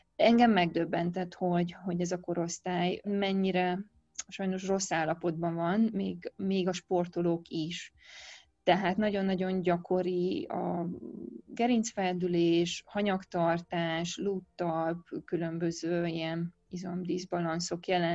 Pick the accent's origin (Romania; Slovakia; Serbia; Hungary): Romania; born or raised there